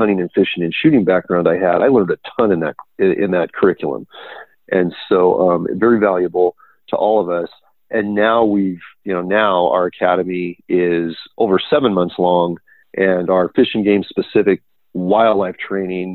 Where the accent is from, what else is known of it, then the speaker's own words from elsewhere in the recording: Silicon Valley, California, United States; also born or lived in Temecula, California; I'm from the Silicon Valley. We got state parks here. We got private ranches, and I had grown up in this environment.